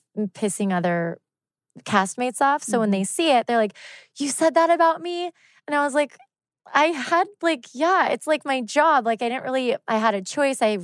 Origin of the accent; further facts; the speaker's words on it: Yorba Linda, California, United States; also born or lived in Los Angeles / Newport Beach; I was born in LA, but I grew up in Yorba Linda